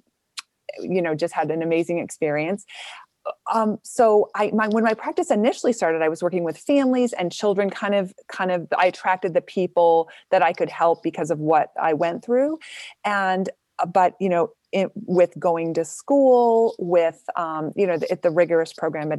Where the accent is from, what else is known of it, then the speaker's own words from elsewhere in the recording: Boston, Massachusetts, United States; also born or lived in New Hampshire; I'm from Boston